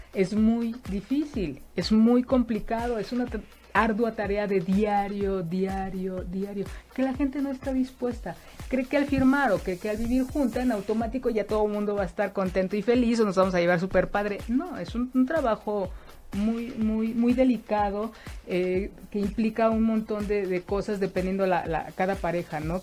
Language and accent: Spanish; Mexico; en la educación que hemos tenido como mexicanos, como mexicanas